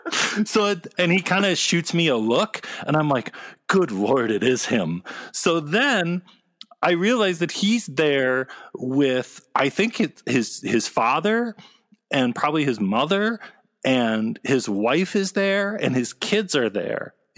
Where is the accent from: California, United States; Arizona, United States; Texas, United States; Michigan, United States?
Michigan, United States; Ann Arbor; well, I grew up in Ann Arbor, Michigan, and I just like, oh, yeah!